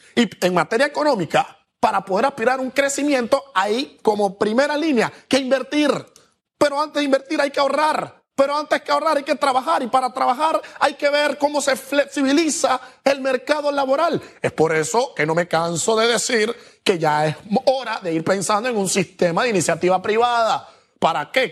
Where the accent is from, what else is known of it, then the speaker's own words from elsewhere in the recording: Panama; como panameños muchos tenemos